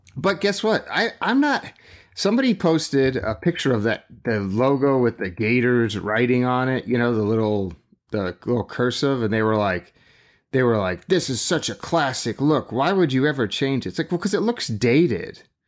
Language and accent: English; West Coast, United States; I grew up on the West Coast